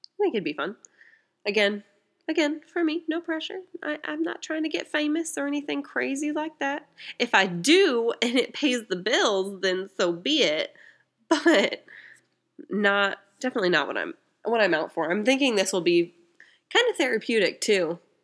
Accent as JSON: {"language": "English", "region": "small town Indiana", "country": "United States", "tie": "born or raised there", "said": "I'm from Indiana. Um, from small town Indiana"}